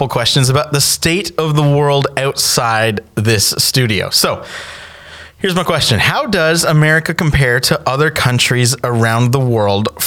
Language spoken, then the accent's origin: English; Canada; now in United States; I'm from Canada